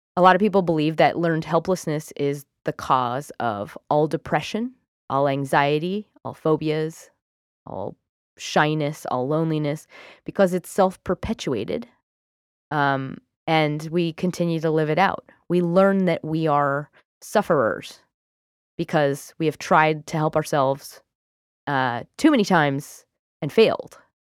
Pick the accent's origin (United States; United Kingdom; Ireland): United Kingdom; I'm British.